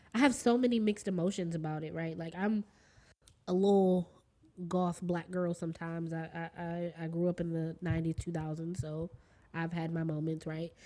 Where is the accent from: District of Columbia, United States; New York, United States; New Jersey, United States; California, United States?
District of Columbia, United States; Washington; I'm from D.C. proper. Proper. I was born and mm-hmm. raised here. Born in Washington Hospital Center